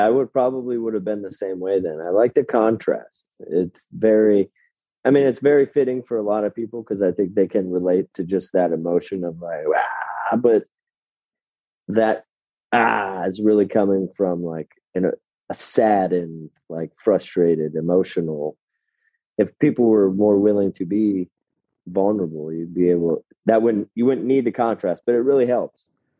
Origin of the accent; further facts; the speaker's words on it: Altoona, Wisconsin, United States; also born or lived in Eau Claire; I was born in Eau Claire, but lived in Altoona.